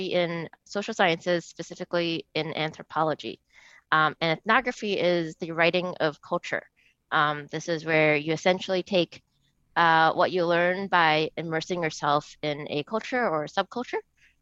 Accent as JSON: {"language": "English", "region": "New Jersey", "country": "United States", "said": "I'm from New Jersey"}